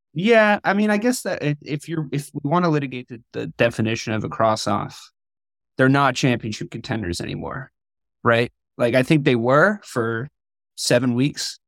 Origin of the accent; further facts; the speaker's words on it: New England, United States; moved away; growing up in New England